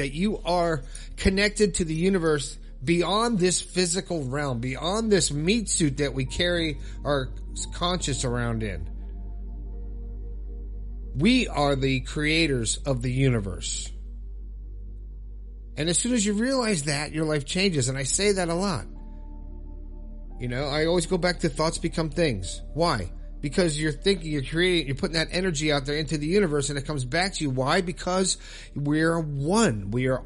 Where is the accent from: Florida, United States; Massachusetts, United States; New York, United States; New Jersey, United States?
Florida, United States; living in Florida, my home state